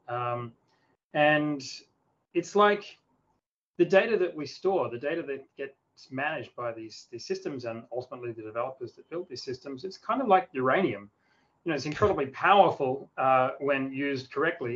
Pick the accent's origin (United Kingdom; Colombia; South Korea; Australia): Australia; a small town near Adelaide, South Australia; now in Sydney, Australia; I grew up in a small town in the south of Australia, near the capital city called Adelaide